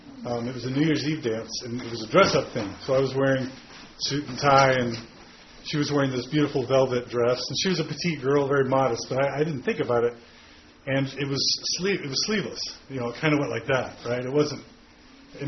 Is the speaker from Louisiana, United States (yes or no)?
no; Katy, Texas, United States; I was raised in Katy, Texas, which is a suburb outside of Houston.